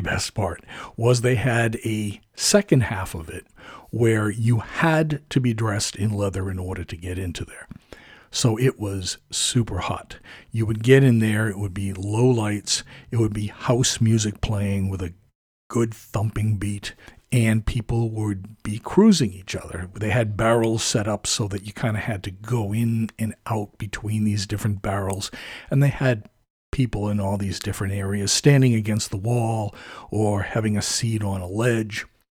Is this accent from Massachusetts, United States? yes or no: yes; suburban town half an hour from Boston, Massachusetts, United States; at age fourteen, I started taking the train from my hometown